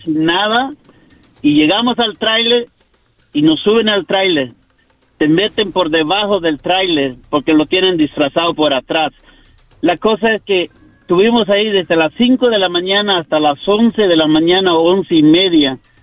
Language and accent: Spanish; Yucatán, Mexico; now in United States; de México, de Yucatán